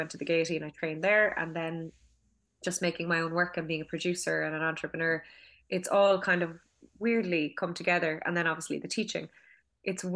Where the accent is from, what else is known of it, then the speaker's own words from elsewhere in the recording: Douglas, Munster, Ireland; I'm from Douglas in Cork